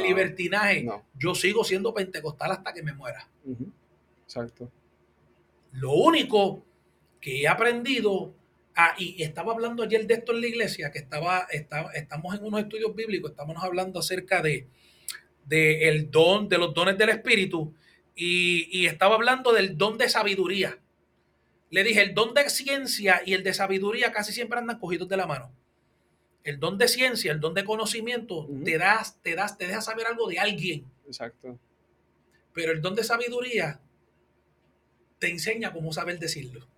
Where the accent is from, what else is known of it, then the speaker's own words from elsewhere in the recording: Puerto Rico; Nosotros somos puertorriqueños